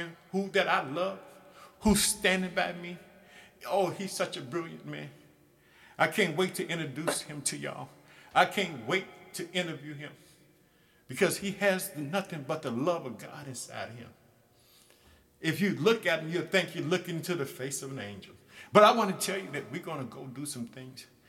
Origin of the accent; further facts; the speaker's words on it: Illinois, United States; my home state of Illinois